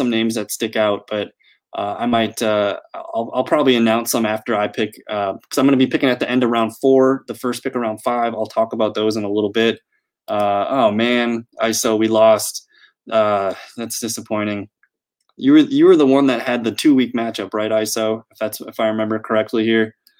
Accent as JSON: {"language": "English", "town": "Green Bay", "region": "Wisconsin", "country": "United States", "lives_now": "Milwaukee, United States", "said": "I'm from Green Bay, but I live in Milwaukee"}